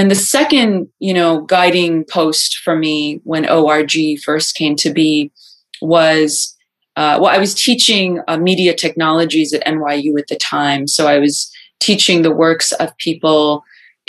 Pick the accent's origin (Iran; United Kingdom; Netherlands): Iran; Tehran, Tehran Province; I was born in Iran, in Tehran